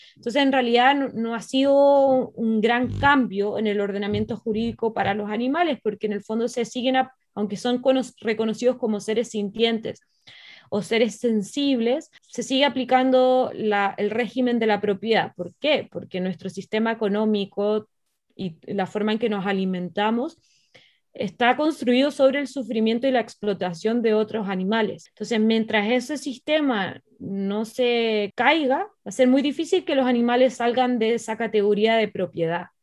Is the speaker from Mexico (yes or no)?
no; Chile; moved away as an adult; now in Barcelona, Spain; yo soy abogada de la Universidad de Chile. Entonces yo estudié Derecho en Chile, trabajé unos años en Chile y después eh, me mudé a Barcelona